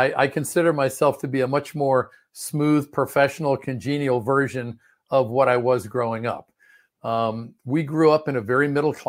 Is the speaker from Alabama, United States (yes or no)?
no; Maryland, United States; also born or lived in Washington, D.C.; I was originally born in Washington, D.C., and I grew up in the Prince George's County area of Maryland, which is directly south. It's like a Washington suburb.